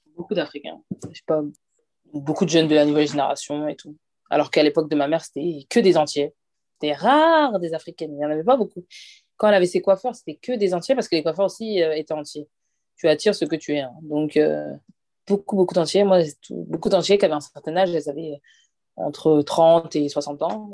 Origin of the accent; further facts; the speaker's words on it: France; also born or lived in Côte d'Ivoire (father's side); nous, ici en France